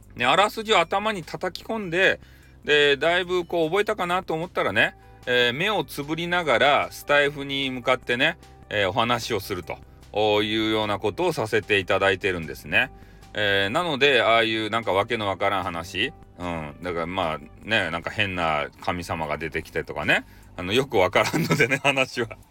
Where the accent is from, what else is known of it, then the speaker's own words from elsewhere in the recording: Hakata, Fukuoka, Japan; accent: Hakata-ben; 私の得意な博多弁